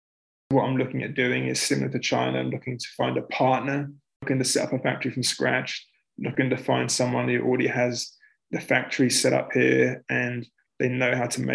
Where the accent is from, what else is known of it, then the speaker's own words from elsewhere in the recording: England, United Kingdom; Like, would you do it in England? Like, in my home country, would you do it in Canada? Because I'm a citizen.